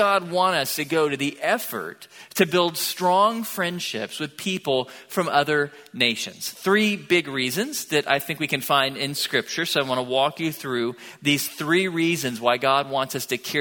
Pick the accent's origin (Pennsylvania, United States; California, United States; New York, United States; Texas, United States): Texas, United States; Tomball; moved away as an adult; now in Bryan-College Station, United States; I grew up in Tomball, about an hour south of here, when Tomball wasn't yet like a suburb of Houston